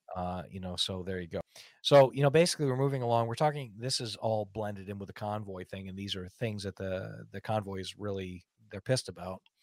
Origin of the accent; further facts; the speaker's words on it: United States; I'm an American and I'm a free person